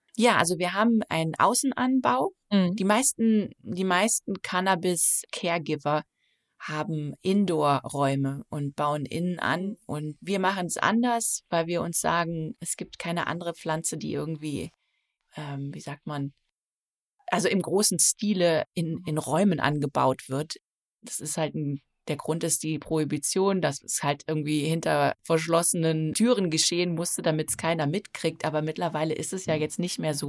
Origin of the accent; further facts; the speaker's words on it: Nettetal, North Rhine-Westphalia, Germany; moved away as an adult; also born or lived in New Zealand; now in Maine, United States; Ich komme aus einem kleinen Ort namens Nettetal an der niederländischen Grenze.